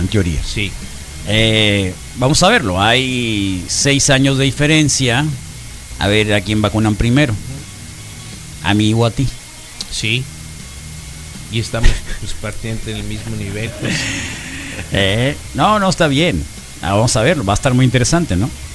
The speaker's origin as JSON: {"language": "Spanish", "country": "Mexico", "said": "todos los mexicanos"}